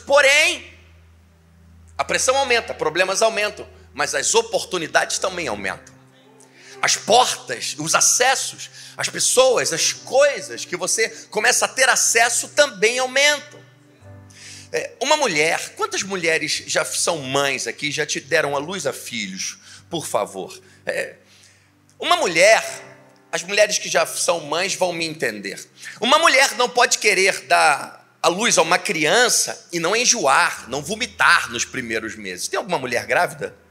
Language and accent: Portuguese; Niterói, Rio de Janeiro, Brazil; moved away as an adult; now in Teresópolis, Brazil; Sou de Niterói.